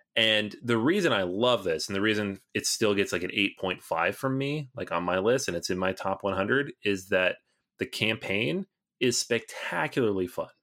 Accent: Seattle, Washington, United States; I grew up in Seattle area where the game was launched

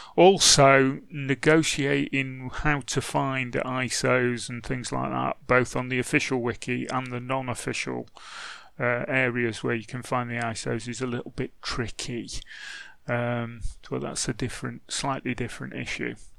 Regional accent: England, United Kingdom; I'm English

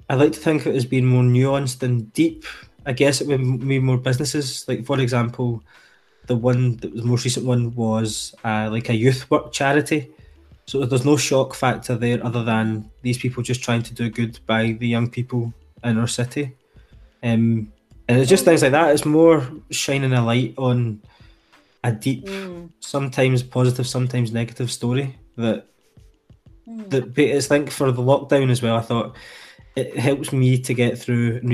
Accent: Glasgow, Scotland, United Kingdom; I am from Glasgow in Scotland

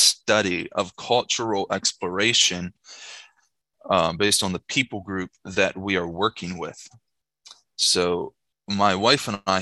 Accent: Shippensburg, Pennsylvania, United States; moved away as an adult; now in Mexico; I was born and raised in Shippensburg, Pennsylvania

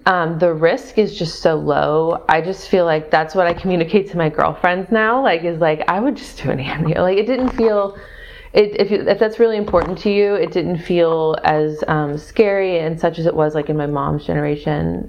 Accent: Missouri, United States; also born or lived in Austin, Texas; now in San Antonio, United States; I'm from Missouri

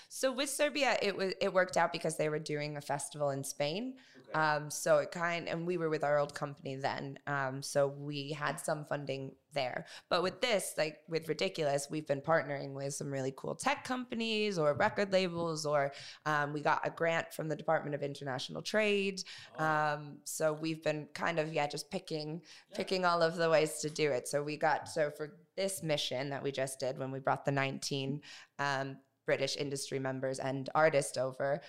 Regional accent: United States; I'm American

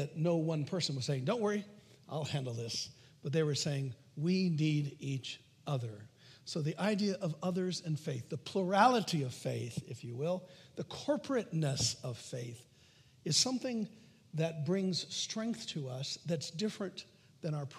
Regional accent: United States; I'm an American

